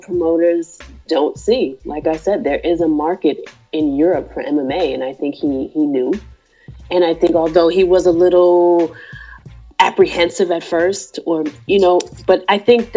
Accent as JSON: {"language": "English", "country": "United States", "said": "I'm from the States."}